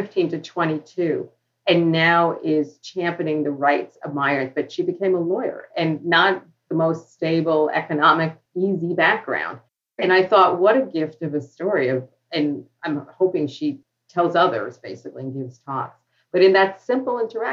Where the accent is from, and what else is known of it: New York City, New York, United States; born or raised there; accent: New York